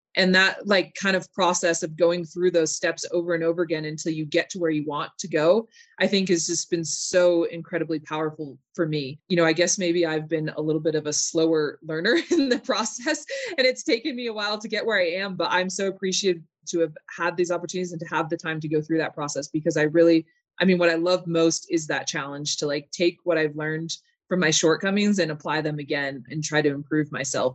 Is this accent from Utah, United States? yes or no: yes; Park City, Utah, United States; also born or lived in Salt Lake City, Utah; I was born in Salt Lake, and I moved up to Park City when I was about two